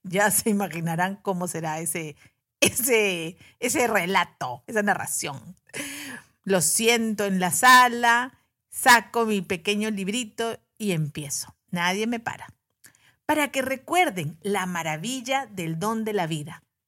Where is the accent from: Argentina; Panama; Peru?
Peru; En Perú, que es mi país de origen